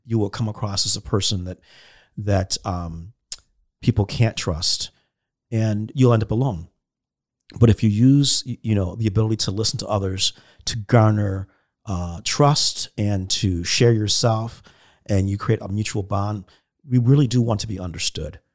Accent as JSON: {"language": "English", "country": "United States", "said": "as American Christians"}